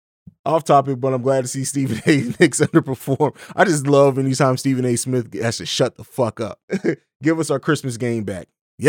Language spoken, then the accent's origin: English; Italy; also born or lived in Germany / St. Louis; now in Columbus, United States; I grew up overseas in Italy and Germany, and then lived in St. Louis for about 12 years before I moved here. I live in Columbus, Ohio now.